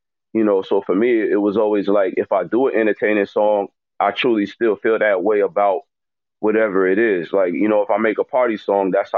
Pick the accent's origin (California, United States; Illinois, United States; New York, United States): New York, United States; Poughkeepsie; also born or lived in Toledo, Ohio / Houston; I grew up in Poughkeepsie, New York, Power Kingdom, you know, the 845 area.